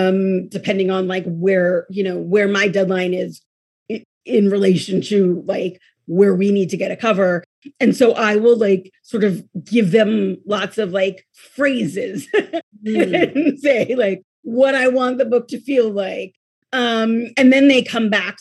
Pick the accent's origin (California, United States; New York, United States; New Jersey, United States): California, United States; Oakland; I grew up here.